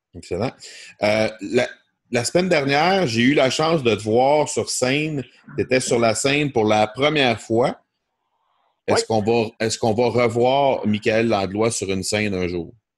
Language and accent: French; Granby, Quebec, Canada; on va avoir ça chez nous à Granby